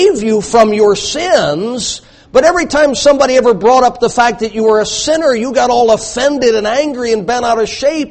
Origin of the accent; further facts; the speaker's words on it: the South, United States; I grew up in the South